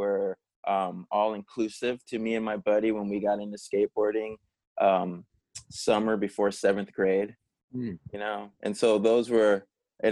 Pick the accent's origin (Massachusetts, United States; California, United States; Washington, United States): California, United States; San Jose; growing up in San Jose, California